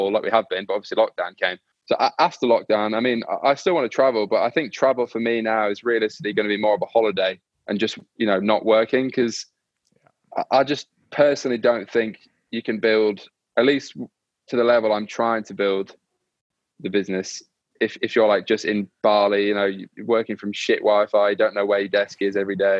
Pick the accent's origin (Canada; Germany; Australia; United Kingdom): United Kingdom; York, Yorkshire and the Humber; now in London, United Kingdom; I'm from York in the north